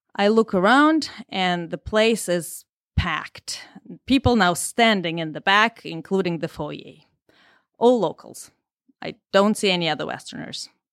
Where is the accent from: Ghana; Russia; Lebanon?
Russia; English is a second language; moved away; I'm Russian, and English is my second language